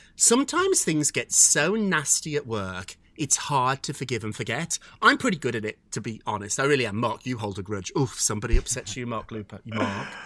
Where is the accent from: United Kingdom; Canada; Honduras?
United Kingdom; I'm British too